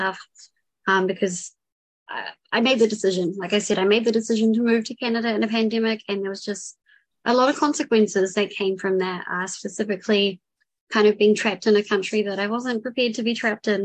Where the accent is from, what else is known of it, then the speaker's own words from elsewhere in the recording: New Zealand; also born or lived in Vancouver; If it's not obvious by accent, I'm from New Zealand. I was born and raised here.